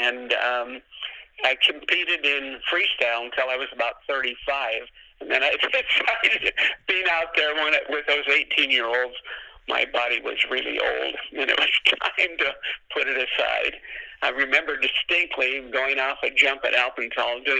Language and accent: English; the Northwest, Pacific Northwest, United States; I grew up in the Northwest and I started skiing at 15 years old